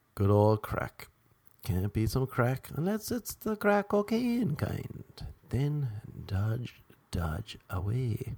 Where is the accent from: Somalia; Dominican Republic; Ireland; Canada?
Ireland; now in Los Angeles, United States; I'm from Ireland